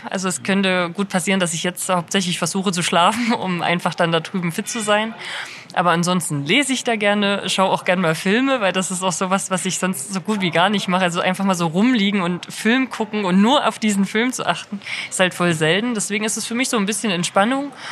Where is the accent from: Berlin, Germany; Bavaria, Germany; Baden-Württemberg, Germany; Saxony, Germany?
Saxony, Germany; Buchholz; Also ich bin in Buchholz aufgewachsen und da auch zur Grundschule gegangen